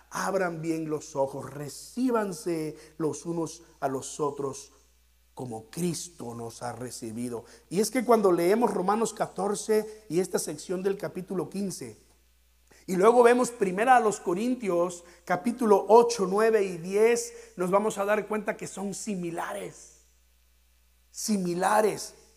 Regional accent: Mexico; aquellos de nosotros que somos mexicanos

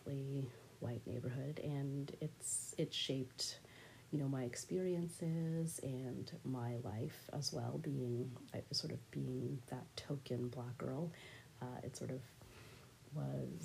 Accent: Canada; I am a Bajan Canadian person

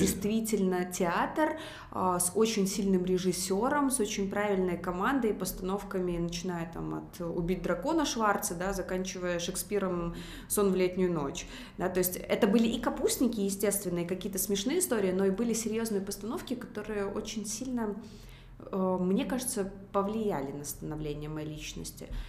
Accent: Minsk, Belarus; Я выросла в Минске, в медицинской семье

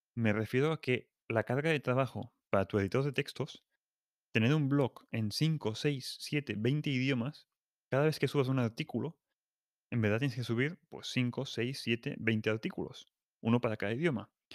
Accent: Catalonia, Spain; soy catalán

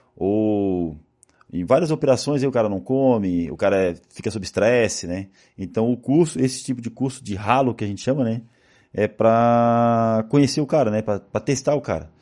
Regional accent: Florianópolis, Santa Catarina, Brazil; E como eu sou de Florianópolis, eu fui criado

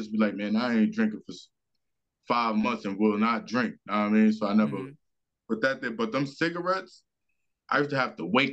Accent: New York City, New York, United States; I'm from Brownsville, baby

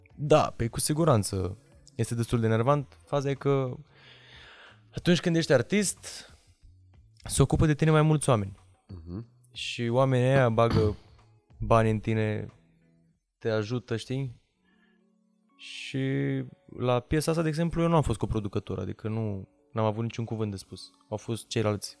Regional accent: Romania; m-am născut în România

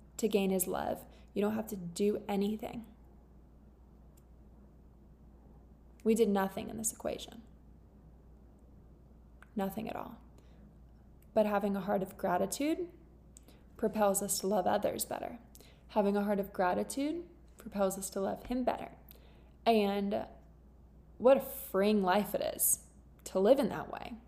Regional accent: Florida, United States; moved away as an adult; now in England, United Kingdom; I'm from Florida

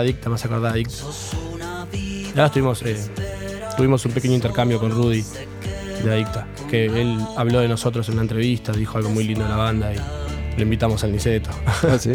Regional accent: Mar del Plata, Buenos Aires Province, Argentina; moved away as an adult; now in La Plata, Argentina; soy de Mar del Plata. llegué a la ciudad en el 2012

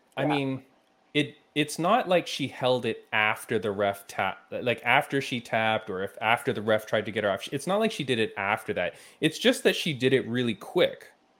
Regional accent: Canada; As a Canadian

